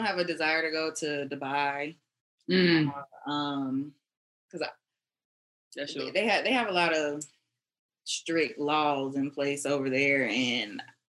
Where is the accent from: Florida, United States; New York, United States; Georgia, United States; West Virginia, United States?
Florida, United States; I'm from Florida, so Florida.